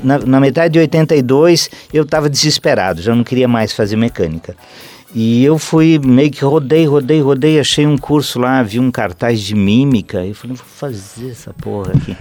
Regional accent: Concórdia, Santa Catarina, Brazil; moved away as an adult; also born or lived in Chapecó / Florianópolis; now in London, United Kingdom; eu vinha do interior do estado de Santa Catarina, lá de, de eu sou de Concórdia, mas nessa época adolescente eu passei em Chapecó

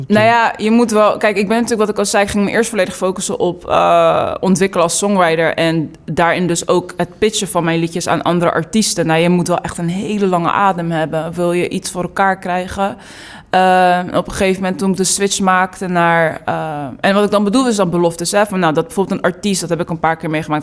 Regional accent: Delft, South Holland, Netherlands; also born or lived in New York; now in The Hague, Netherlands; ik ben geboren en getogen in Delft. En eh, ik woon nu eh, in Den Haag.

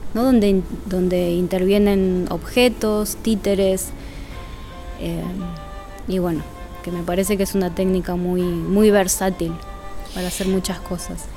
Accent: Villa Ballester, Buenos Aires Province, Argentina; also born or lived in Suárez; nací en Capital Federal y al año mi familia se mudó a Ballester, y de ahí para adelante hasta ahora

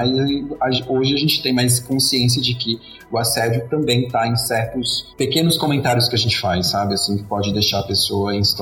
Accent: Northeast Region, Brazil; Eu, pelo menos, que venho do Nordeste, que lá é, o homem é muito machista

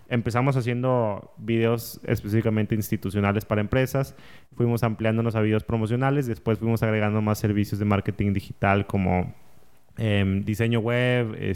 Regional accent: Saltillo, Coahuila, Mexico; born there; now in Monterrey, Mexico; em, yo nací en Saltillo. Em, hace 30 años, tengo 30 años, ya tengo acá en Monterrey como 13 años más o menos, antes de vivir, antes viví en otras ciudades y demás.

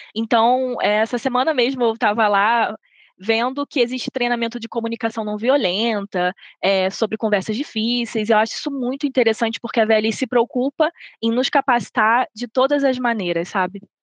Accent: Rio de Janeiro, Brazil; moved away as an adult; now in Belo Horizonte, Brazil; Sou natural do Rio de Janeiro, mas eu me mudei para Belo Horizonte

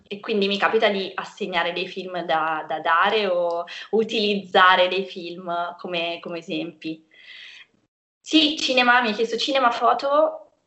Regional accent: Perugia, Umbria, Italy; also born or lived in Cagliari, Sardinia; sono nata a Cagliari, ma sono stata adottata da Perugia quando ero piccola, quindi sto qui da tanto tempo.

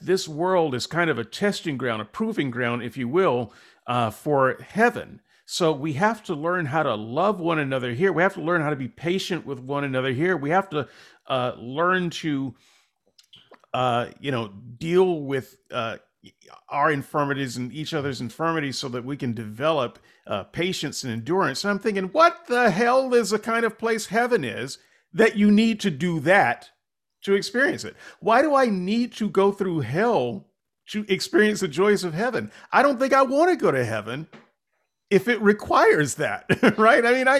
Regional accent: United States; Because he's British. I'm just a Yank.

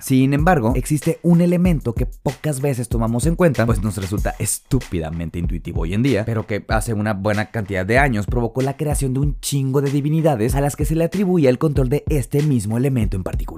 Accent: Mazatlán, Sinaloa, Mexico; soy de Mazatlán, Sinaloa.

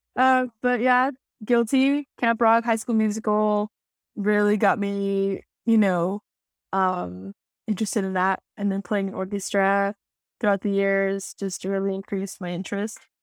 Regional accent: Tucson, Arizona, United States; now in DMV area, United States; I am from Tucson. That is the homeland

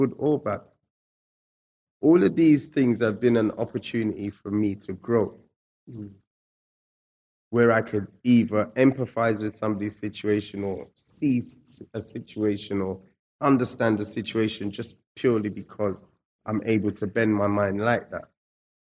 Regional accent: England, United Kingdom; also born or lived in Scotland; nobody knew that I was actually from England

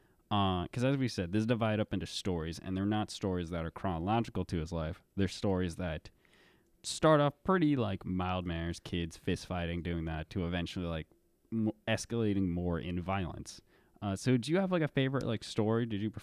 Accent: Louisville, Kentucky, United States; To me, my first image, I think of something that looks like downtown Louisville because that's where I grew up

